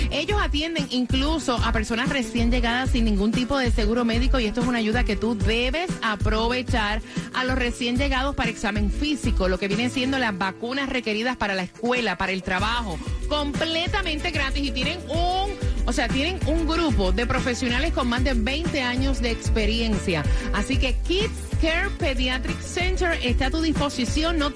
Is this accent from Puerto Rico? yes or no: yes; Puerto Rico; Yo soy de Puerto Rico con un saborcito así de Chile, de Argentina, de República Dominicana, del Perú